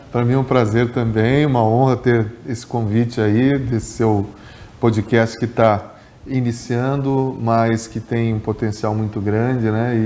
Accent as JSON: {"language": "Portuguese", "town": "Capinzal", "region": "Santa Catarina", "country": "Brazil", "tie": "born or raised there", "also_born_or_lived": "Machadinho, Rio Grande do Sul", "lives_now": "Joaçaba, Brazil", "said": "eu nasci em Machadinho, no Rio Grande do Sul, ali pertinho da divisa uhum. aqui com Santa Catarina, né? E de lá, muito pequenininho já, minha família veio para Capinzal"}